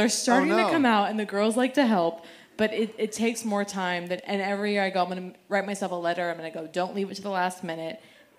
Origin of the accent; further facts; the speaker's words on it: Boston, Massachusetts, United States; now in Los Angeles, United States; I love that. I was born and raised in Boston, and so I'm so used to that.